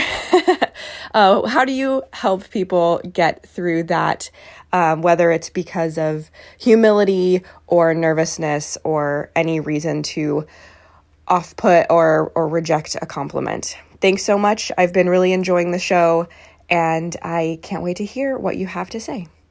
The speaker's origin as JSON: {"language": "English", "country": "United States", "accent": "American", "said": "I am American"}